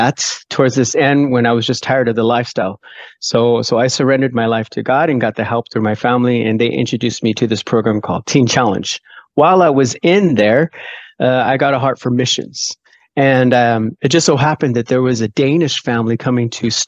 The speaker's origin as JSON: {"language": "English", "area": "Orange County", "region": "California", "country": "United States", "tie": "born or raised there", "also_born_or_lived": "Denmark", "moved": "as an adult", "lives_now": "Faroe Islands", "said": "originally from Southern California, born and raised in Orange County, California"}